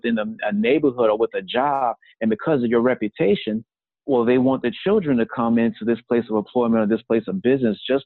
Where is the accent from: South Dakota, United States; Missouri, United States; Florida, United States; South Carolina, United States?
South Carolina, United States; moved away as an adult; also born or lived in Brooklyn, New York; the small town where I grew up in South Carolina.